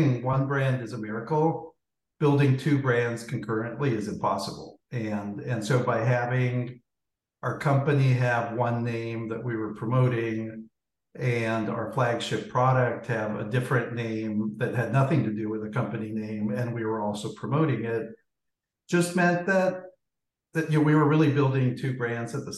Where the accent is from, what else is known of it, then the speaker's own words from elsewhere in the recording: Guatemala; moved away; I grew up in Guatemala